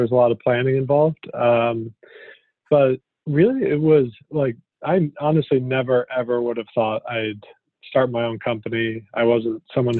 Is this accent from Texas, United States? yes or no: no; Connecticut, United States; moved away as an adult; also born or lived in Vermont / New York; I grew up in Connecticut